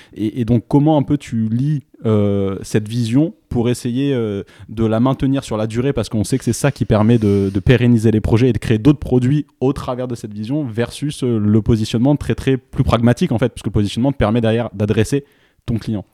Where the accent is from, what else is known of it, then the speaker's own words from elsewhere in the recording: France; en tant que Français